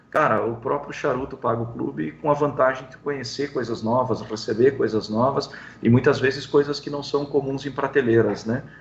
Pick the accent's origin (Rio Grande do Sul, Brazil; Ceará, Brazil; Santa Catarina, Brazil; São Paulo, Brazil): São Paulo, Brazil; ah, eu sou de São Paulo, eu sou, nós temos clientes em vários estados, né?